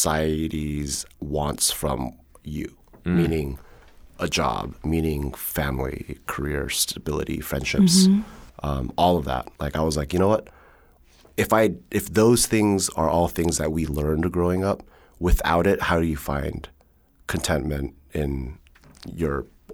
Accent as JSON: {"language": "English", "country": "Germany", "tie": "born there", "said": "the reason I was born in Germany was because they went to university there."}